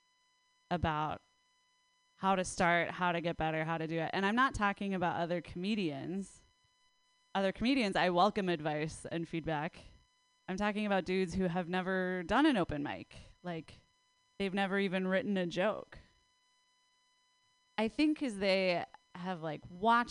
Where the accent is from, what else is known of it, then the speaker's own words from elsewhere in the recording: Minnesota, United States; I am from Minnesota